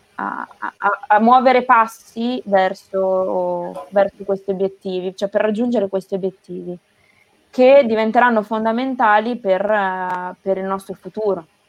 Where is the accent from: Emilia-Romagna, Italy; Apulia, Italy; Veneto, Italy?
Emilia-Romagna, Italy; Castel San Pietro Terme; moved away as an adult; also born or lived in Rome / Bologna / Naples; vengo da un piccolo paese tra Imola e Bologna eh, che si chiama Castel San Pietro Terme